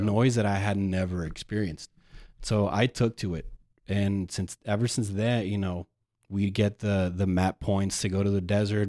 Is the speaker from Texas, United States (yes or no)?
yes; El Paso, Texas, United States; moved away as an adult; also born or lived in Ann Arbor, Michigan; born and raised here in El Paso